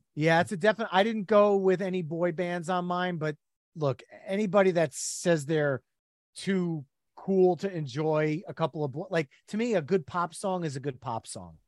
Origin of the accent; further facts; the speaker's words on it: New Jersey, United States; We are from New Jersey, all three of us. The Jersey Shore is part of our lineage